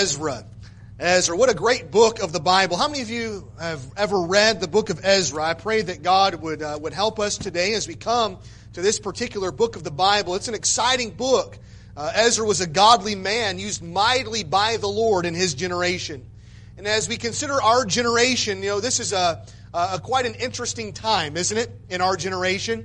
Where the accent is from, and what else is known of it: Michigan, United States; born or raised there